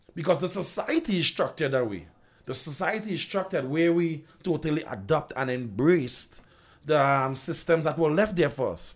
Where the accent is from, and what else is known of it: Trinidad & Tobago